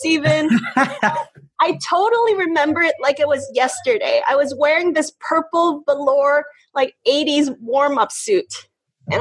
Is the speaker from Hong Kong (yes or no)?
yes; Hong Kong; moved away; I grew up in Hong Kong